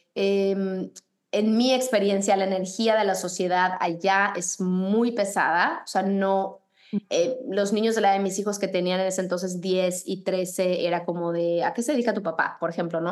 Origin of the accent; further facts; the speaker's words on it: Mexico City, Mexico; moved away as an adult; now in United States; creciendo en México y habiendo estudiado en la Ciudad de México